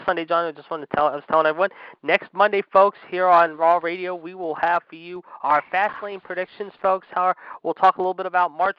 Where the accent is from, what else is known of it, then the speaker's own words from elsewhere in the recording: Pittsburgh, Pennsylvania, United States; the Steel City of Pittsburgh, my hometown